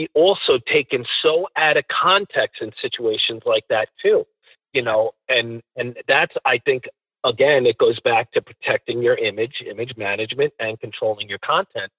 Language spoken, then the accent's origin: English; Long Island, New York, United States; also born or lived in Harlem, New York; I was born in Harlem, raised out on Long Island